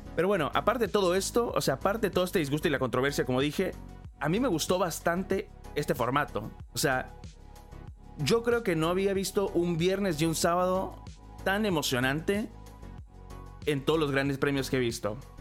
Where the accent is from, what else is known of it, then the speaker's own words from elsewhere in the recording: Mexico; now in Los Angeles, United States; yo nací en México. Actualmente estoy viviendo en Los Ángeles